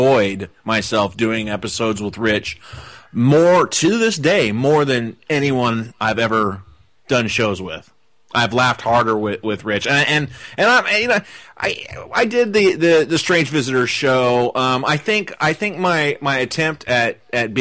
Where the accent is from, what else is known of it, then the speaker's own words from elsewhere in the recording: Portland, Oregon, United States; I'm from Portland